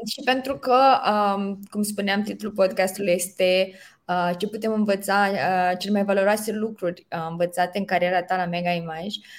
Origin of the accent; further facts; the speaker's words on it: Romania; culturii noastre ca români